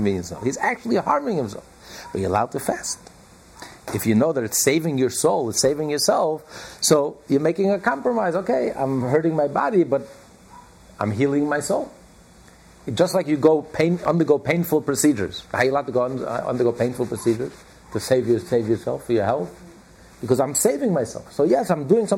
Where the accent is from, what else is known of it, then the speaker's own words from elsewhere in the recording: United States; we're all American